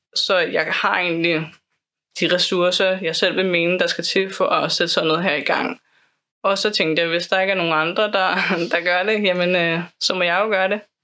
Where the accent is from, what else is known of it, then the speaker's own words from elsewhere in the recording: Copenhagen, Capital Region of Denmark, Denmark; also born or lived in Islands Brygge; jeg er opvokset på Amager